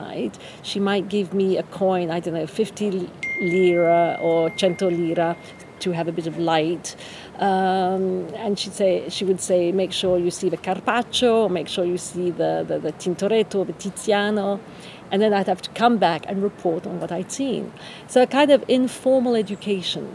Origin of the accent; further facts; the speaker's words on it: France; moved away as an adult; also born or lived in England / Florence / New York; now in Venice, Italy; So, I grew up in France, finished school in France, university in England.